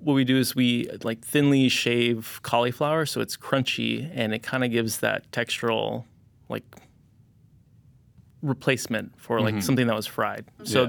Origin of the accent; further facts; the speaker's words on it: California, United States; it kind of reminds me a lot of how I grew up in Southern California and being very influenced by like Baja California.